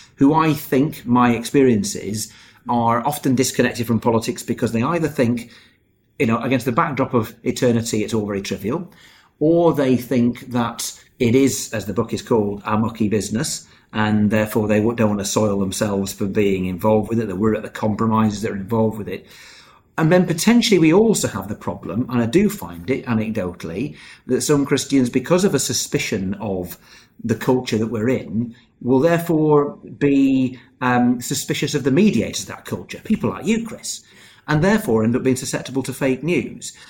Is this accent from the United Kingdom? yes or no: yes; United Kingdom; I'm British, yes, I suppose I am.